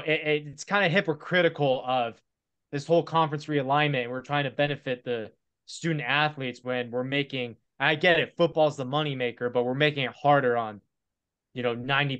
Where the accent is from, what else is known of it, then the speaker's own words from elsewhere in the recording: Winston-Salem, North Carolina, United States; I grew up in Winston-Salem.